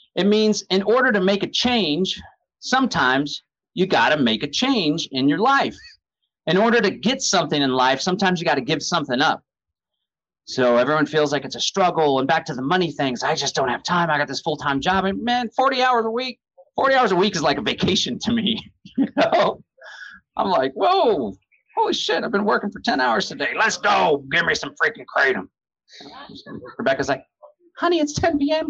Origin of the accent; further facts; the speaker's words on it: Austin, Texas, United States; I'm from Austin, so we have this Austin Trail of Lights